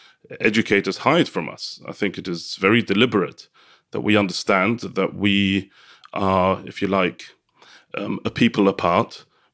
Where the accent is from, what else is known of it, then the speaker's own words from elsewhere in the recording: London, United Kingdom; first language Yiddish; English is a second language; am the head teacher of a Orthodox Jewish school in North London. I'm also a member of the Hasidic community in Stamford Hill, which is where I grew up and where I currently live with my family.